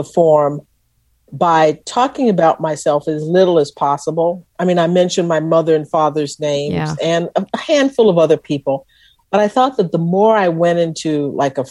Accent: Texas, United States; they knew I was from Texas

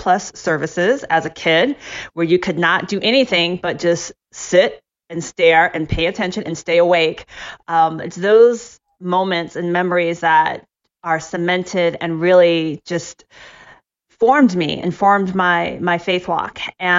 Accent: Ohio, United States; growing up in Ohio, I went to a predominantly white church with my family.

